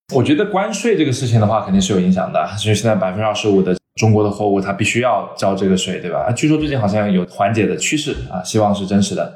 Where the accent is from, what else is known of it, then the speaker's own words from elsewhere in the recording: the American South, United States; also born or lived in China; now in Los Angeles, United States; 我小时候其实是美国南方长大的